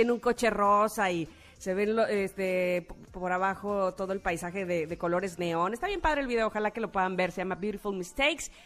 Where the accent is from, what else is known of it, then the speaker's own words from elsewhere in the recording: Mexico; como mexicanos